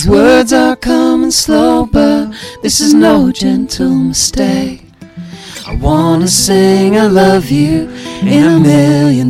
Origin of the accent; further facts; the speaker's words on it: South Bend, Indiana, United States; also born or lived in Michigan City, Indiana; born and raised in Michigan City until I was about 4 or 5, and then moved to South Bend